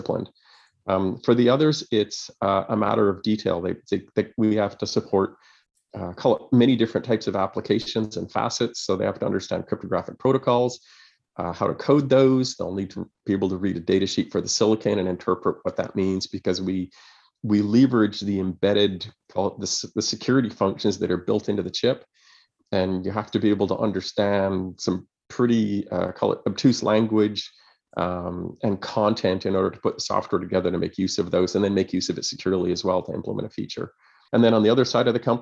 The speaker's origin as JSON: {"language": "English", "town": "Montreal", "region": "Quebec", "country": "Canada", "tie": "born or raised there", "also_born_or_lived": "Kingston, Canada / Ottawa, Canada", "moved": "yes", "said": "I'm originally from Montreal. Went to school there."}